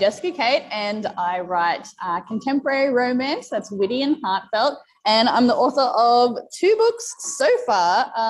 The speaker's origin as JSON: {"language": "English", "country": "Australia", "said": "So I'm an Australian"}